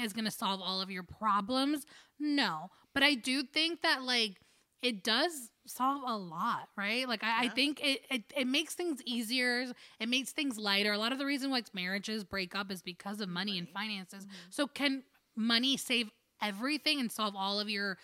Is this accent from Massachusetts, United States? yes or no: no; New Jersey, United States; we're from Jersey